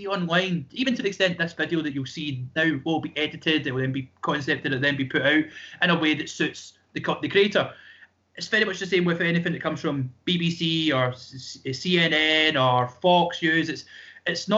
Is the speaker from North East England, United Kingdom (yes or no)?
no; Scotland, United Kingdom; I'm Scottish